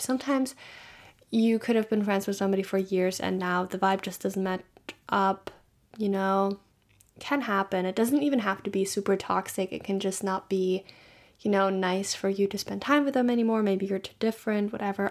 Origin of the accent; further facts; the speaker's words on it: Germany; moved away; I'm from Germany